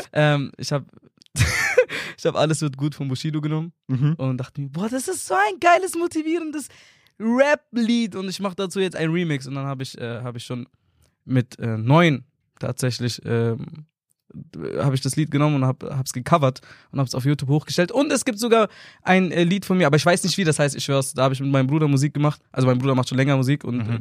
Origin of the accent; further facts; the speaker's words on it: Nuremberg, Bavaria, Germany; bin aus Nürnberg, bin auch tatsächlich in Nürnberg geboren